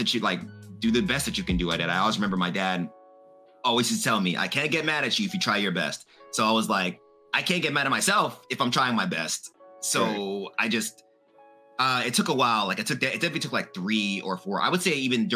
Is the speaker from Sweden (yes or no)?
no; Jamaica; I'm Jamaican